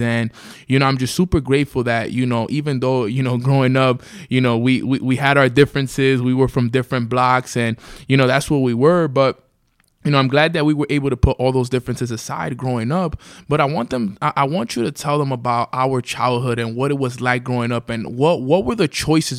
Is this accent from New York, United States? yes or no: yes; New York City, New York, United States; we grew up in Washington Heights, New York City